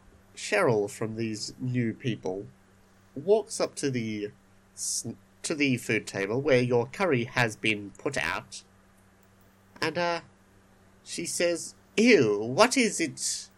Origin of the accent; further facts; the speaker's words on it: Australia; We're Australian, not Texan.